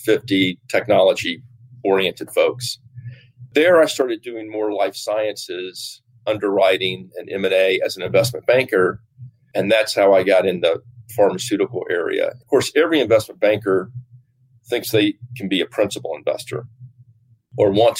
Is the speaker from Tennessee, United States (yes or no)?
yes; Nashville, Tennessee, United States; moved away as an adult; also born or lived in New York / Virginia; I grew up in Nashville, Tennessee